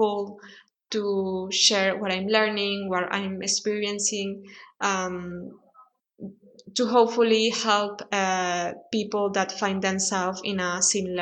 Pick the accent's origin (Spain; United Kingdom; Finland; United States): Spain; English is a second language; I'm from Spain. I live in Spain